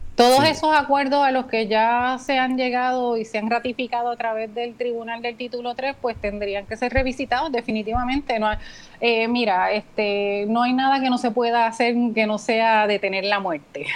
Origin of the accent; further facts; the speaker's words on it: Puerto Rico; somos puertorriqueños